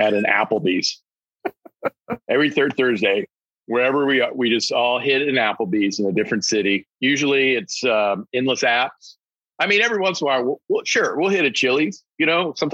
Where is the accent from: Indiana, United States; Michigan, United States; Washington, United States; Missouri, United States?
Missouri, United States; Kansas City; moved away as an adult; now in Texas, United States; I was born and raised in Kansas City, went to high school in Kansas City, Oak Park High School